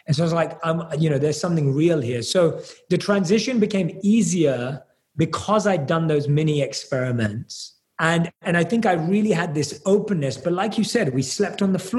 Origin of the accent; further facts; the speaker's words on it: London, United Kingdom; I was born and raised in London